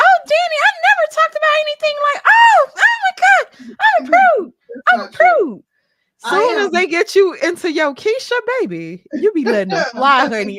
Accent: Mississippi, United States; My black ass is, y'all, I've been saying I need glasses for months and I'm from Mississippi. You know, I got a Mississippi public school education.

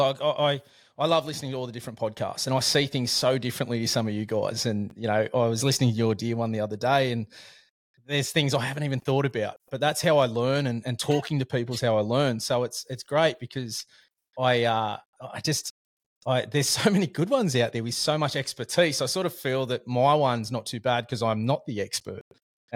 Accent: Sydney, New South Wales, Australia; I'm from Sydney

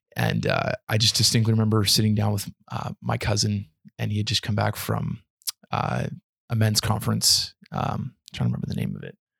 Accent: Canada; Being a being a Canadian citizen

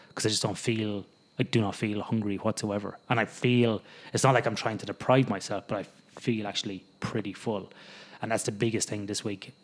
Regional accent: the middle of Ireland, Midlands, Ireland; moved away as an adult; now in Australia; growing up in Ireland, living in the middle of Ireland

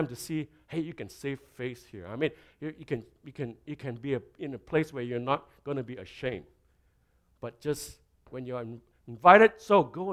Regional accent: Malaysia; now in Canada; I come from Malaysia, and I've been in Canada a long, long time.

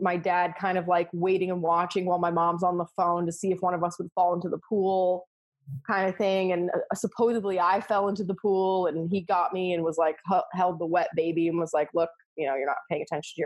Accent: Florida, United States; also born or lived in Oklahoma; I grew up in Florida

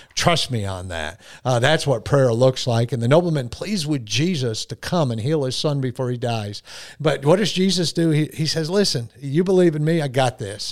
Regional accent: Bolentown, Connecticut, United States; moved away; born and raised in Bolentown, Connecticut

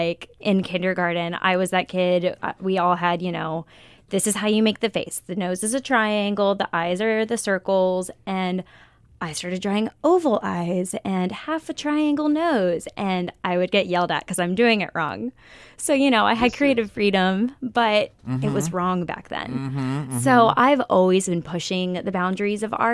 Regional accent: Florida, United States; moved away as an adult; I'm from Florida, like on the beaches.

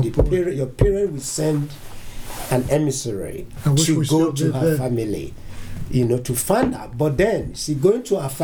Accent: Nigeria; now in United States; Originally, I'm from Nigeria.

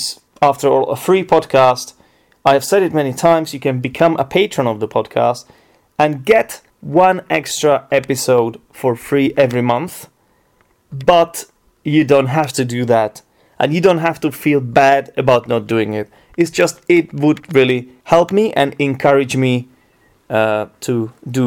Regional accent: Czechia; English is a second language; I'm from the Czech Republic, and the only thing we really do here every day is drink beer.

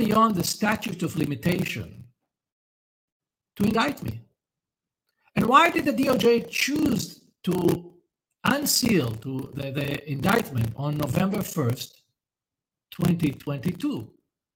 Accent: Israel; my home country of Israel, where I reside most of the time

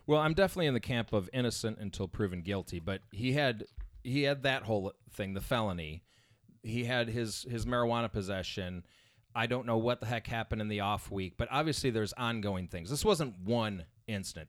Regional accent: Indiana, United States; I grew up in a town, like, subdivision, normal subdivision, but it was surrounded by cornfields, okay? This is in Indiana

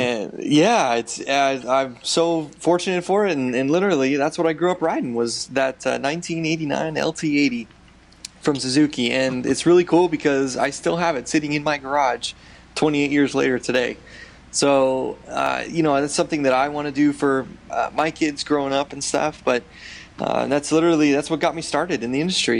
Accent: Southern California, United States; we grew up in Southern California

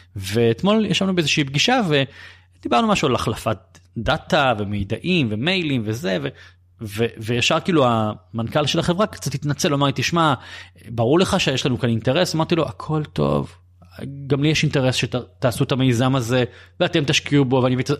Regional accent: Bat Yam, Tel Aviv District, Israel; גדלתי בבת ים

